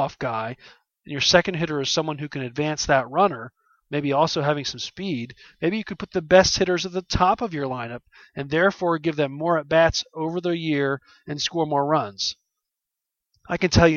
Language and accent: English; Philadelphia, Pennsylvania, United States; my hometown Philadelphia